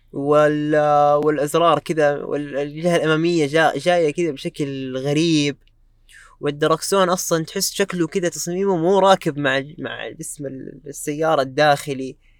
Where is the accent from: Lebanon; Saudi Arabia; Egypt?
Saudi Arabia; عندنا في السعوديه